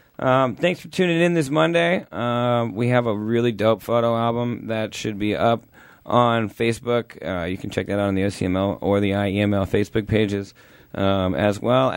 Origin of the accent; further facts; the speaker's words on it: Orange County, California, United States; we're from Orange County